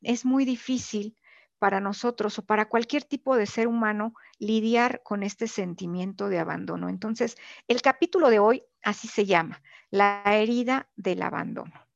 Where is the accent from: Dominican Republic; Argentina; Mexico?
Mexico; esta crianza que nosotros hemos tenido como mexicanos